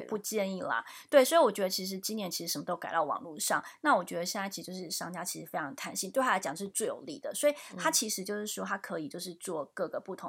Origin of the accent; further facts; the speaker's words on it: Taiwan; moved away as an adult; now in New York, United States; 两个台湾长大暂居纽约的女人